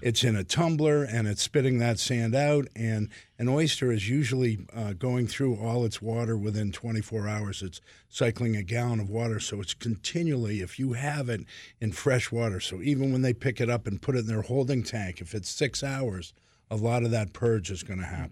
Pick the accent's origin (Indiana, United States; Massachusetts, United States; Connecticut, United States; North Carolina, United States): Massachusetts, United States; Boston; moved away; I'm from Boston originally